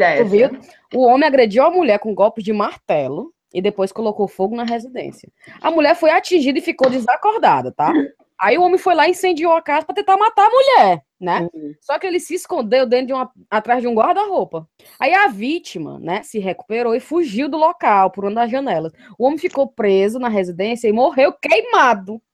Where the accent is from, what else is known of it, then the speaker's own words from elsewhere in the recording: Fortaleza, Ceará, Brazil; moved away; depois que eu saí de Fortaleza